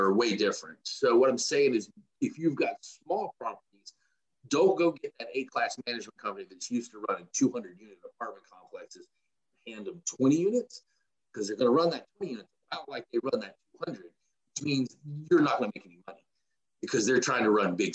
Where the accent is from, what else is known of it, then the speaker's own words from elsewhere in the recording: Macon, Georgia, United States; moved away as an adult; now in Atlanta, United States; I am in Atlanta. I am from Macon, Georgia, which is about an hour and a half south of Atlanta